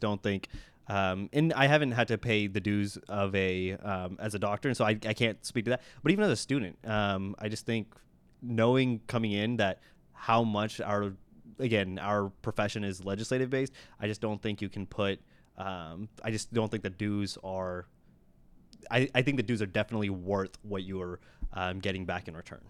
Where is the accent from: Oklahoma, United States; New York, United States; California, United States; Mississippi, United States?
Oklahoma, United States; I'm from Oklahoma